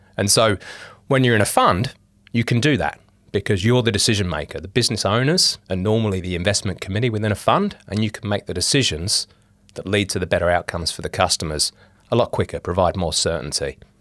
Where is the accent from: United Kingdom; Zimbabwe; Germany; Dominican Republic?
United Kingdom; England; moved away as an adult; now in Australia; I'm English. I'm a Pom.